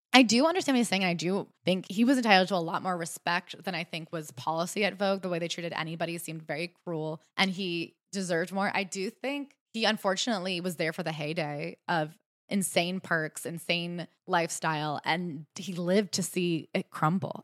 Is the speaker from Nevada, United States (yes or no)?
no; Durham, North Carolina, United States; my hometown of Durham